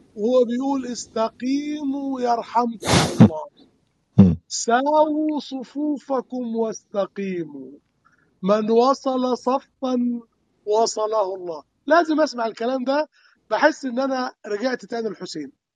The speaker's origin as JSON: {"language": "Arabic", "region": "Upper Egypt", "country": "Egypt", "moved": "yes", "said": "كان يكون موسم حصاد القمح عندنا في الصعيد"}